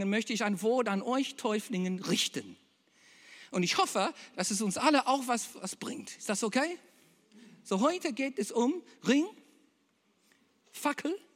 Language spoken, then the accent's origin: German; Berlin, Germany; Eigentlich aus Berlin